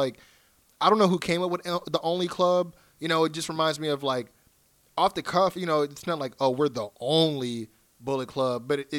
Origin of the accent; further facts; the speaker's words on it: California, United States; we're from California